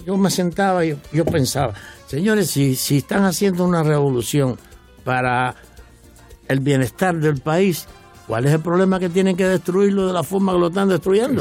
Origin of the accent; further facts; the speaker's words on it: Güines, Mayabeque, Cuba; moved away as an adult; now in Miami, United States; yo soy de Winner